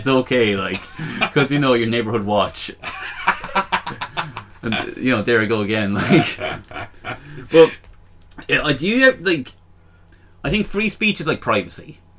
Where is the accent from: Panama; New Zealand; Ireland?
Ireland; Longford, Leinster; I'm from Longford.